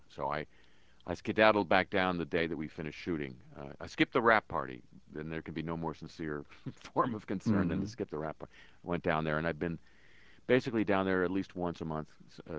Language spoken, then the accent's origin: English; Los Angeles, California, United States; also born or lived in New Orleans; my hometown of birth, Los Angeles. Los Angeles is a wonderful place, and I still live there